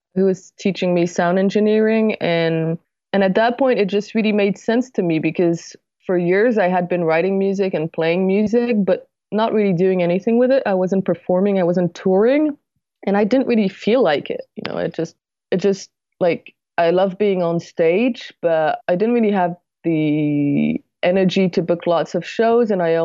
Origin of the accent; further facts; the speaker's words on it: Paris, Île-de-France, France; But yes, I am from France, and right. I've lived in Paris most of my life.